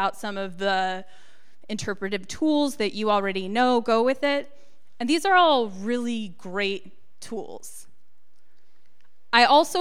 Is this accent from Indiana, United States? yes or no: no; Encinitas, California, United States; I grew up in Encinitas, which is a little surf town